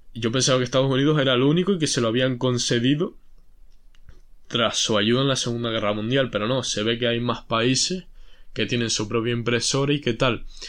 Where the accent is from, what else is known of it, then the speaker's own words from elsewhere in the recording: Spain; si soy español